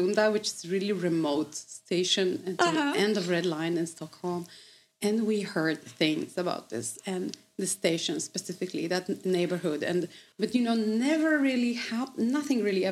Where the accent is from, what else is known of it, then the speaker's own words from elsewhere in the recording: Poland; English is a second language; moved away as an adult; also born or lived in United Kingdom; now in Sweden; I'm from Poland.